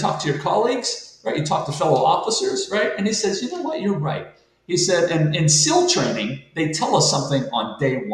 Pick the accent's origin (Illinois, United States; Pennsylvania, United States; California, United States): Pennsylvania, United States; Monessen; I'm a guy from Manesson, Pennsylvania, a small steel town